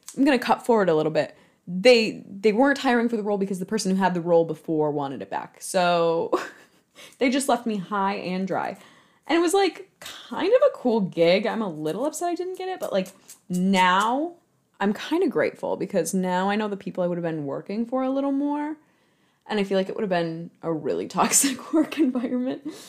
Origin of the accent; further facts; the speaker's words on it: Michigan, United States; I'm from Michigan, so, like, Motown was something I was raised on